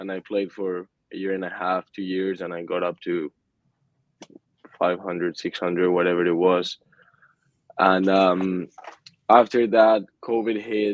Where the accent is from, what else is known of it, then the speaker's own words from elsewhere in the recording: Mallorca, Balearic Islands, Spain; moved away as an adult; now in Fort Worth, United States; I'm from Mallorca, so that's literally at home for me